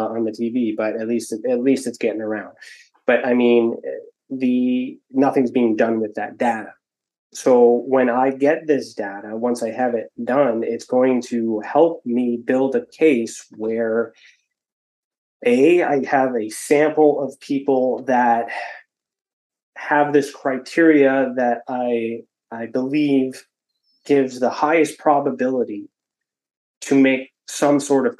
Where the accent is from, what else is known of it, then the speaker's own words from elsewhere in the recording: Ontario, Canada; I'm from Ontario